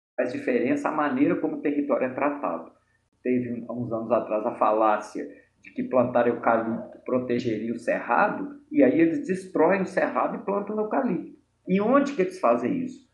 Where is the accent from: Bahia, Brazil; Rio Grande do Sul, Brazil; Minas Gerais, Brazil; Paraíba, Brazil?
Minas Gerais, Brazil; Mariana; moved away as an adult; now in Belo Horizonte, Brazil; Embora eu não tenha nascido, eu passei a maior parte da minha vida em Mariana, na minha infância, adolescência e início da idade adulta.